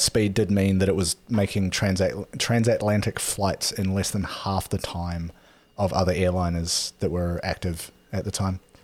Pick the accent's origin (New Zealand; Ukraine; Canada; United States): New Zealand; growing up in New Zealand